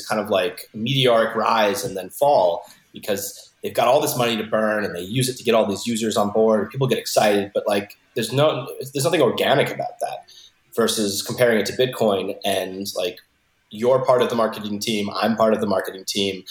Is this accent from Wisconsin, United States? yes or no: no; South Florida, United States; moved away as an adult; also born or lived in Philadelphia; now in Los Angeles, United States; I grew up in South Florida.